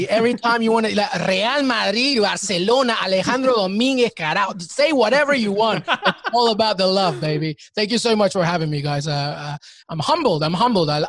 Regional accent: England, United Kingdom; also born or lived in Peru; I'm Peruvian, but I grew up in England. And I actually, I went to college 10 minutes away from Stamford Bridge. So I know, I know the area well, and I know the English culture.

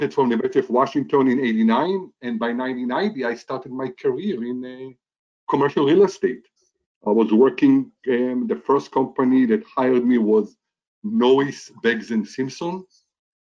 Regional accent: Israel; moved away as an adult; now in Seattle, United States; I was born and raised in Israel, and in 1984, I came

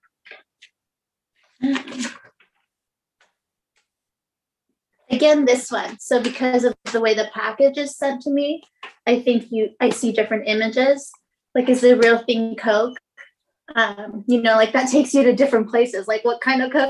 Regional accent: Las Vegas, Nevada, United States; I'm from Las Vegas

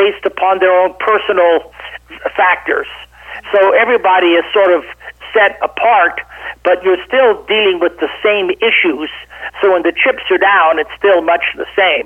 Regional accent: Boulder, Colorado, United States; also born or lived in Baton Rouge, Louisiana / Estes Park, Colorado; So I was raised in Colorado. I started kindergarten in Boulder and went all the way through high school in Boulder.

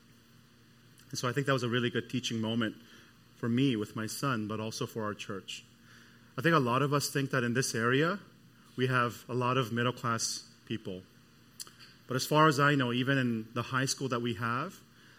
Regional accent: Canada; moved away; I'm from Canada

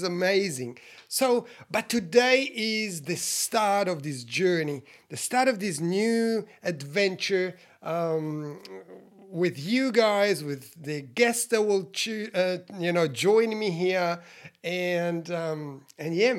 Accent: Switzerland; I was born in Switzerland, you know, 51 years ago, you guys, Italian parents

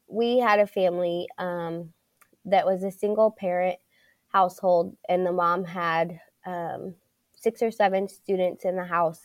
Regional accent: Pittsburgh, Pennsylvania, United States; I was born and raised in Pittsburgh, and, um, so I went through Pittsburgh school systems

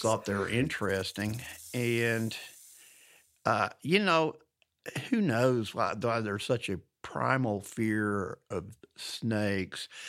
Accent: Louisiana and Alabama, the South, United States; moved away; I grew up in the South and Louisiana and Alabama

